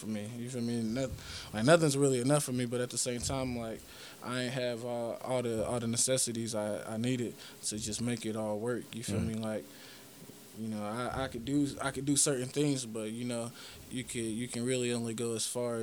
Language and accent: English; Indianapolis, Indiana, United States; moved away as an adult; also born or lived in Terre Haute, Indiana / Coos Bay, Oregon / Portland, Oregon; growing up in Indiana